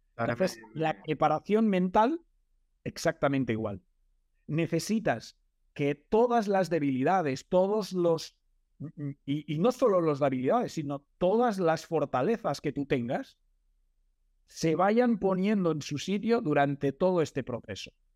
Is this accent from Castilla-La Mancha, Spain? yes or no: no; Manresa, Catalonia, Spain; Yo soy de Manresa